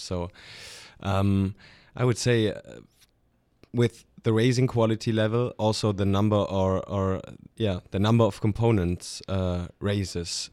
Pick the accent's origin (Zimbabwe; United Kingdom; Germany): Germany; Stuttgart, Baden-Württemberg; moved away as an adult; now in Alto Adige, Italy; I'm from, from Stuttgart, with, which is in the very south of, of Germany. So German, not, not Italian